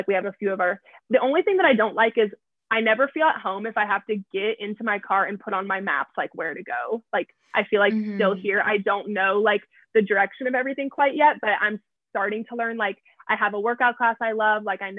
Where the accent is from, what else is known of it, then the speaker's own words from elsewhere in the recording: the South, United States; we come from the South where like Southern charm is like supposed to be a thing.